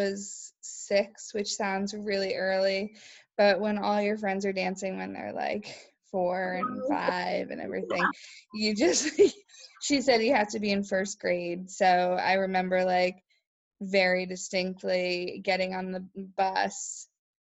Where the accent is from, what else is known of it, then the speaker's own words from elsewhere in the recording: East Greenwich, Rhode Island, United States; also born or lived in Winnipeg, Manitoba; I grew up in East Greenwich, Rhode Island